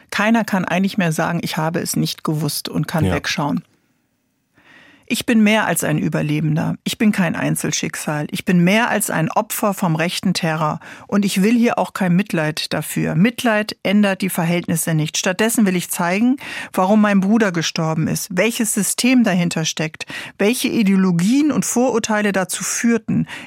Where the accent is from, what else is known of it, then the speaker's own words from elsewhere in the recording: Hanau, Hesse, Germany; Kindheit von der Familie aufgewachsen in Hanau, in der Kesselstadt, in einem Hochhaus mit Nachbarn aus ganz, ganz äh, vielen Ländern